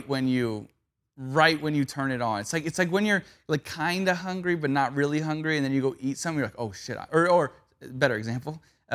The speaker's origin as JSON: {"language": "English", "town": "Valencia", "region": "California", "country": "United States", "tie": "born or raised there"}